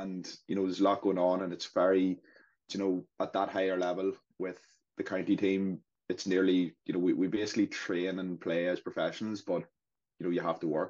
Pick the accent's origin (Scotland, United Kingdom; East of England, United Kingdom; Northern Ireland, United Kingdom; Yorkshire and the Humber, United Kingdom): Northern Ireland, United Kingdom; Fermanagh; I come from a small place in Ireland called Fermanagh.